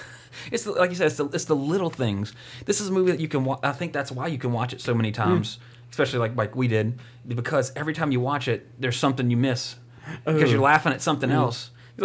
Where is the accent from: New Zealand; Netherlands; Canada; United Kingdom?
Canada; I'm a country singer, and I'm from Canada.